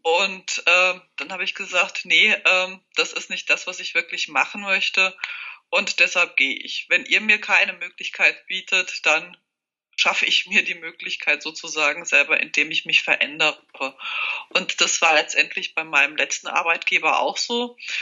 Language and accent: German; near Hesse, Bavaria, Germany; moved away as an adult; also born or lived in Czech Republic / Würzburg; now in Switzerland; Ich bin fast in der Nähe zu Hessen aufgewachsen, habe Jura studiert in Würzburg.